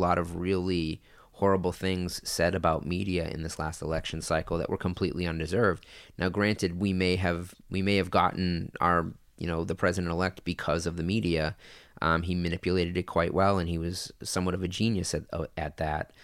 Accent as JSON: {"language": "English", "town": "Lynn", "region": "Massachusetts", "country": "United States", "tie": "born or raised there", "also_born_or_lived": "California", "moved": "as an adult", "said": "my hometown of Lynn, Massachusetts"}